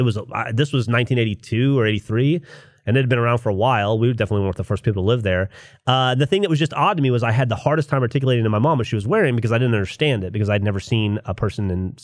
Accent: Florida, United States; Growing up in Florida

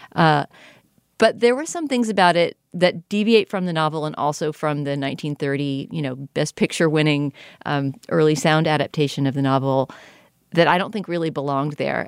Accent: United States; as an American viewer

